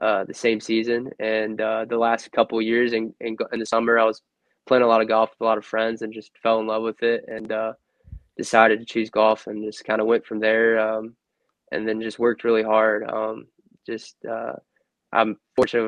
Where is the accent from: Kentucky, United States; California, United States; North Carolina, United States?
Kentucky, United States; Louisville; I was born in Louisville